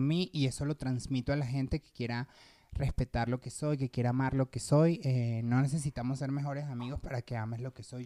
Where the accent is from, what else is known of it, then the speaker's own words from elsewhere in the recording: Petare, Miranda, Venezuela; moved away as an adult; also born or lived in Caracas; now in Mexico; yo vengo de Petare, Obviamente la gente de mm. Venezuela va a saber qué, qué lugar es